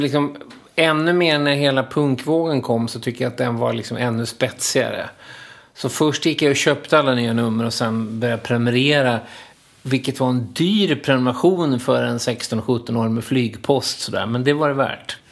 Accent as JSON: {"language": "Swedish", "town": "Linköping", "region": "Östergötland", "country": "Sweden", "moved": "as an adult", "lives_now": "Stockholm, Sweden", "said": "jag kom ju från Linköping"}